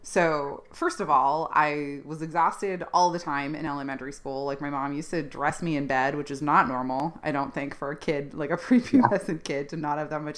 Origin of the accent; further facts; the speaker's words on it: Ontario, Canada; Ontario, which is where I grew up in Canada.